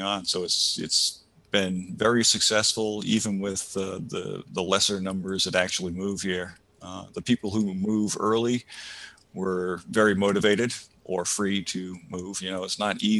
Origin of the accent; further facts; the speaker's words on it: Rhode Island, United States; moved away as an adult; also born or lived in Ithaca, New York; now in New Hampshire, United States; I grew up in Rhode Island, moved to New York for a little bit.